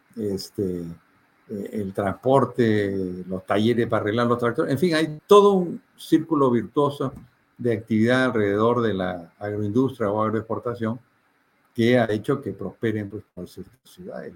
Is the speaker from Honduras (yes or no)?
no; Peru